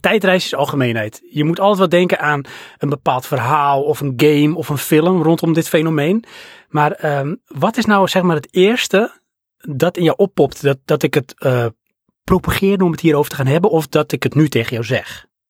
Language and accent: Dutch; Netherlands; zijn we Hollanders